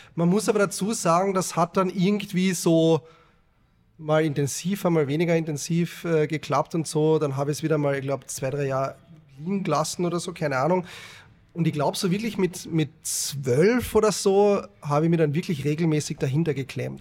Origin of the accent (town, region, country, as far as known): Carinthia, Austria; born or raised there